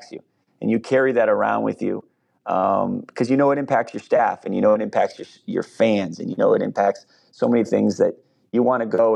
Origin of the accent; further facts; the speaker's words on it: East Coast, United States; moved away as an adult; now in Minneapolis, United States; I'm from the East Coast, so I'm not from Minnesota